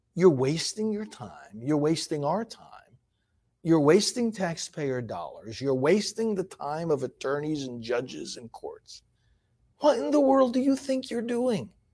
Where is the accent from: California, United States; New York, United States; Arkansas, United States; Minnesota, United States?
New York, United States; moved away; I'm originally from New York.